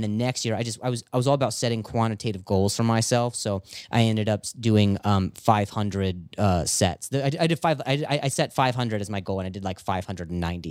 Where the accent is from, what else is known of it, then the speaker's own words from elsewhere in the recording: Las Vegas, Nevada, United States; moved away; also born or lived in Indiana; I was born in Indiana, and then I, I lived in Vegas for, uh, about ten years or so